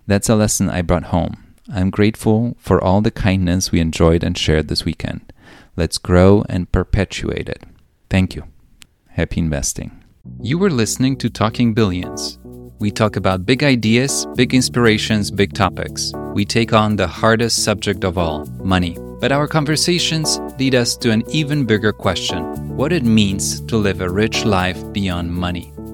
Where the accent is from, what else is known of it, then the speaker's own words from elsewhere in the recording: Poland; I was born in Cold War Poland